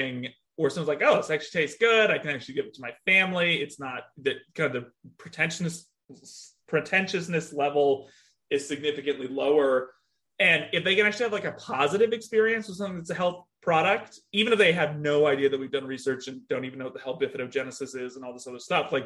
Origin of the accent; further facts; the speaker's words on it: California, United States; I grew up in California, but my mom's from Columbus, Ohio